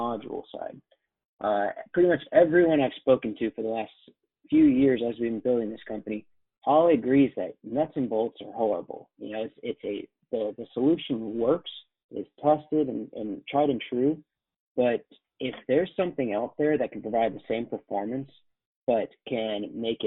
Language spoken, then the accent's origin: English; Atlanta, Georgia, United States; moved away as an adult; also born or lived in Chapel Hill, North Carolina / New York; now in Boston, United States; I grew up in Atlanta